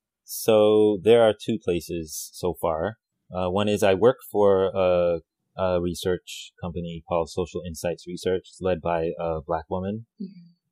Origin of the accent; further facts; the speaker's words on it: New Mexico, United States; So my family is from Puerto Rico, but I grew up in New Mexico.